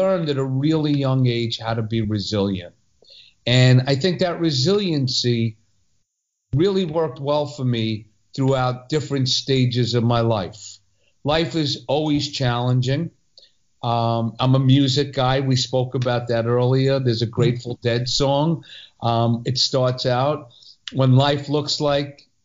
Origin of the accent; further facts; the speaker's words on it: New York City, New York, United States; also born or lived in Long Island; born in New York City, raised till second grade in Long Island. And then we did a reverse commute and somehow ended up growing up in Brooklyn.